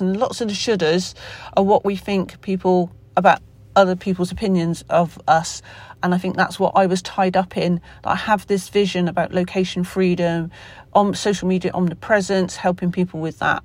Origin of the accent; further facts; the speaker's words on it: Somerset, South West England, United Kingdom; accent: Somerset; my Somerset accent